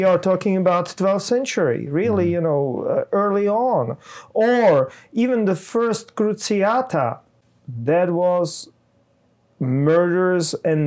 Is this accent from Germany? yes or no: no; Czechia; I'm from Czech Republic